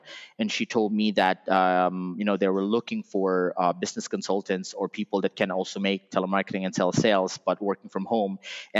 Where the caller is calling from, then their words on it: Philippines; we're calling from the Philippines to other countries.